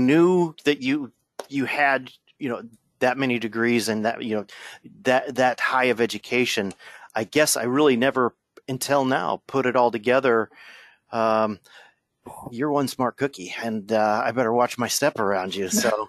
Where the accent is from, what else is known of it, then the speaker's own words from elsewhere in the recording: New Jersey, United States; born there; I was, my father bounced around, and I bounced around in the Air Force, and I was born in New Jersey, of all places.